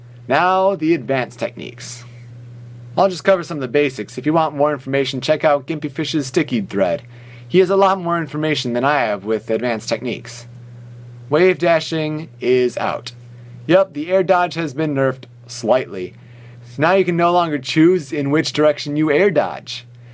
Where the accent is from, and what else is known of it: Hemet, California, United States